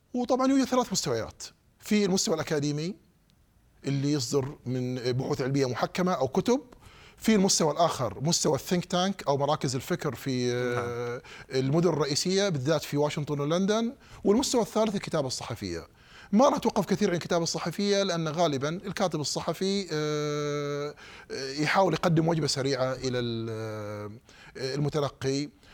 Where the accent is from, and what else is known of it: Saudi Arabia; moved away as an adult; now in United States